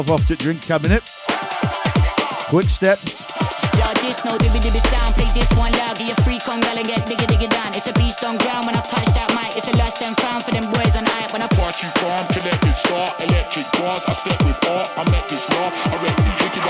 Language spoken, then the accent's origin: English; Stoke-on-Trent, West Midlands, United Kingdom; moved away; I'm from Stoke originally.